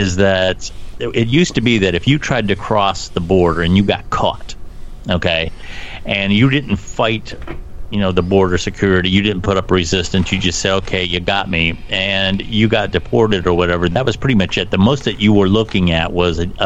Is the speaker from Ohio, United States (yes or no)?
yes; Ohio, United States; being from Ohio, and especially my part of the world, which is a beer and football town